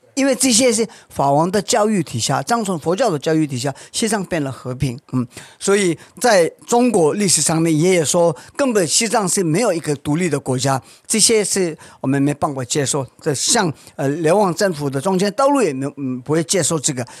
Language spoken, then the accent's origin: Chinese; India; Chinese is a second language; also born or lived in Tibet (ancestry); now in Taiwan; 我是西藏人，在印度出生，我现在拿了 台湾 身份证，我没有办法回去我自己的家